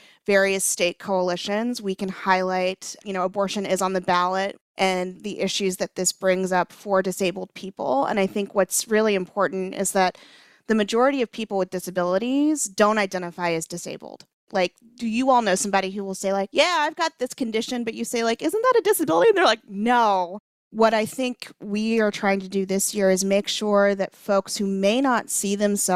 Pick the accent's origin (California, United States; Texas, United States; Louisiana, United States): Louisiana, United States; moved away; I'm from Louisiana.